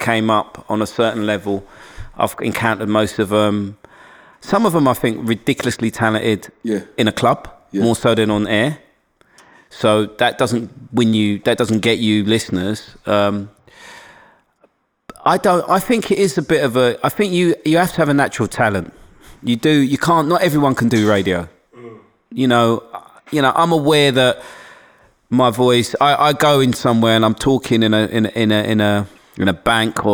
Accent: London, United Kingdom; accent: black Cockney Londoners; also born or lived in Forest Gate; I grew up in Hackney

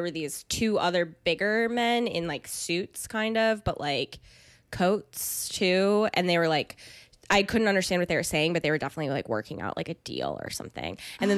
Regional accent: Jamestown, New York, United States; also born or lived in Chicago; Jamestown, New York.

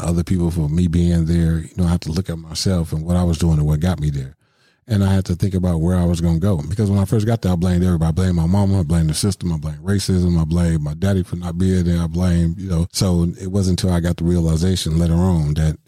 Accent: Milwaukee, Wisconsin, United States; I grew up in Milwaukee, you know, the main streets of Milwaukee

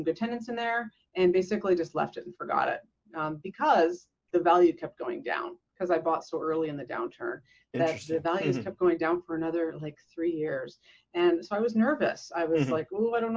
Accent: Canada; growing up in Canada

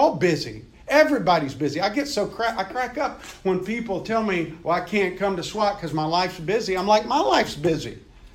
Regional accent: Meridian, Mississippi, United States; I grew up in Meridian, Mississippi, guys, in a rural area

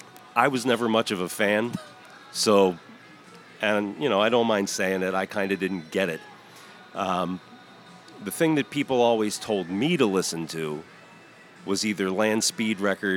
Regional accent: Baltimore, Maryland, United States; Right. I'm from Baltimore, and the details are boring.

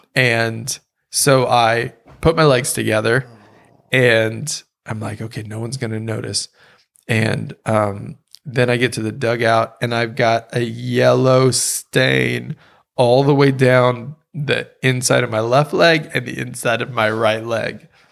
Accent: Louisiana, United States; moved away; also born or lived in Ohio / Oklahoma; Growing up in Louisiana

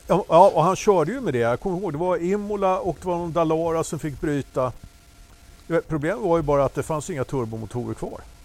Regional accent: Sweden; vi, som svenskar

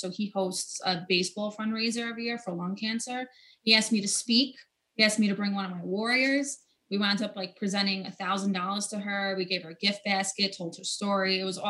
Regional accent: New York City, New York, United States; also born or lived in Bronx, New York; So I was born in the Bronx, lived there for 2 years, raised in Staten Island, New York.

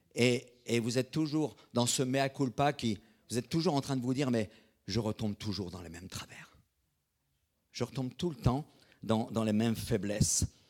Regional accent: Brittany, France; je suis bretonne. Je suis breton

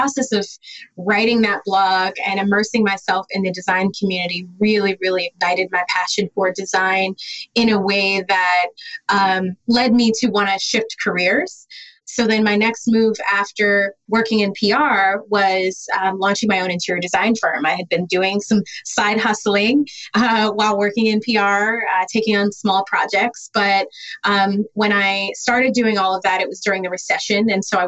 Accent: Detroit, Michigan, United States; I'm from Detroit

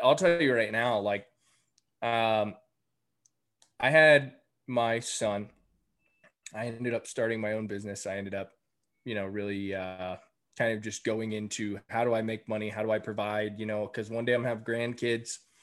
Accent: between San Antonio and Austin, Texas, United States; moved away as an adult; I just moved back to Texas in March. Um, I grew up here. I moved back to my hometown

